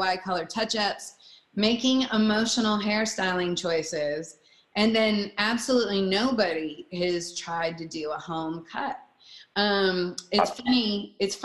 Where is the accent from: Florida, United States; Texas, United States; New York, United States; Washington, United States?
Washington, United States; Seattle; now in Los Angeles, United States; I grew up in Seattle